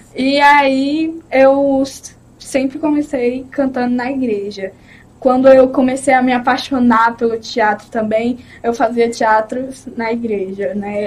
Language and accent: Portuguese; Recife, Pernambuco, Brazil; eu nasci em Pernambuco, Recife, Pernambuco, Recife